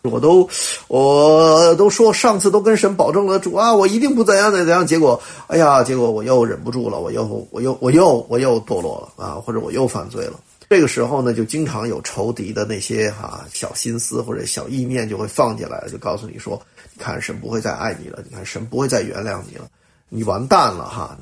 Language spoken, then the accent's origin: Chinese; China; 我们中国人